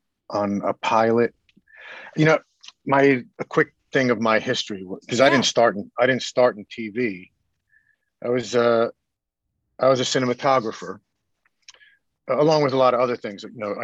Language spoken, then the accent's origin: English; New Jersey, United States; also born or lived in New York